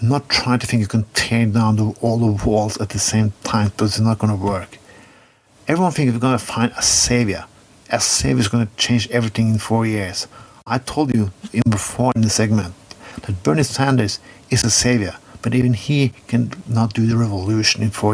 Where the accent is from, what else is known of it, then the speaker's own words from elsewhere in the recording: Skien, Vestfold, Norway; I'm a white man, lived up in a good suburban place in my hometown of Skien, Norway.